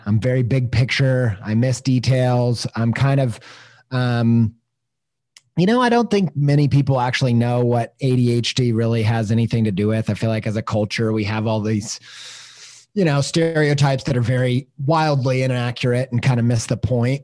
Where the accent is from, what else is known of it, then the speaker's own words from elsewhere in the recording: Midwest, United States; growing up in the Midwest